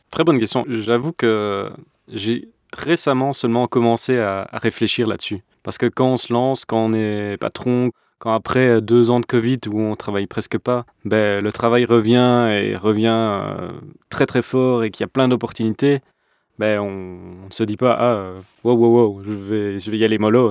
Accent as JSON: {"language": "French", "town": "Brussels", "region": "Brussels-Capital Region", "country": "Belgium", "tie": "born or raised there", "said": "Je suis né à Bruxelles et j'ai grandi à Bruxelles."}